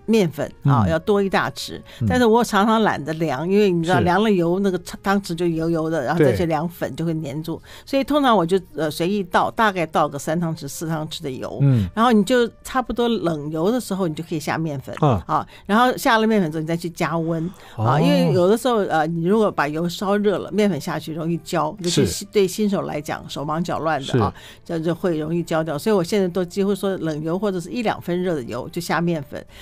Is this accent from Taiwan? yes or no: no; China; 他们其实就是我们中国人所谓的炖